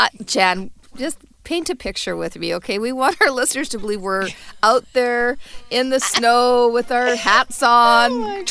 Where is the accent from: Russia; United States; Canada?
Canada; Calgary, Alberta; every time I speak to somebody in Toronto, and I say I'm from Calgary, the first thing they say is, oh, it is so cold there.